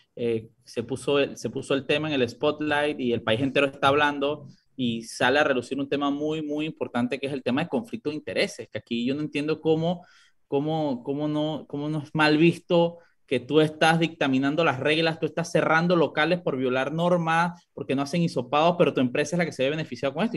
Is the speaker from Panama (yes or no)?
yes; Panama; como panameños